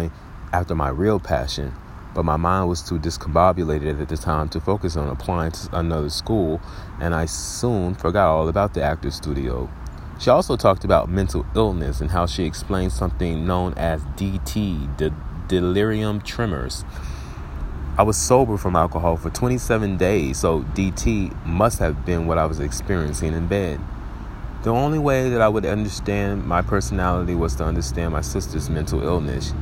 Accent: Little Rock, Arkansas, United States; my hometown of Little Rock, Arkansas.

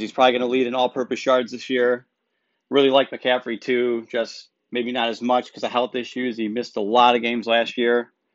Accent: Cleveland, Ohio, United States; I'm from Cleveland

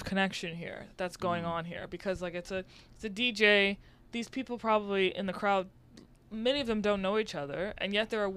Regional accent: New Orleans, Louisiana, United States; moved away as an adult; now in New York, United States; I'm not from here. I'm from New Orleans. I moved here almost 4 years ago

